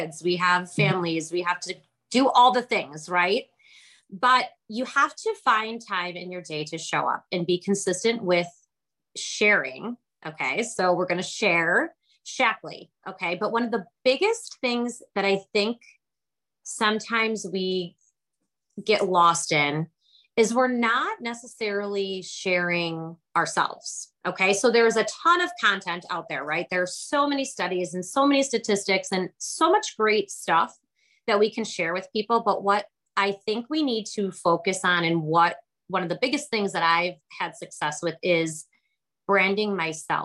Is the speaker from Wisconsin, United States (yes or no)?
yes; Kenosha, Wisconsin, United States; I'm from Kenosha, Wisconsin, so I am a cheesehead here.